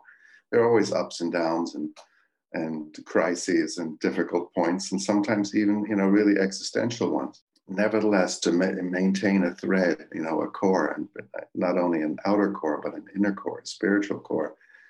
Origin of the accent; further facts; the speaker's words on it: Glencraig, Northern Ireland, United Kingdom; And where I did land was in Camp Hill, Glencraig, outside of Belfast, Northern Ireland.